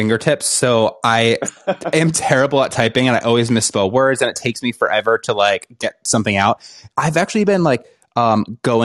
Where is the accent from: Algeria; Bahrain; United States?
United States; Rhode Island; So I'm from Rhode Island. So I'm actually from the smallest state.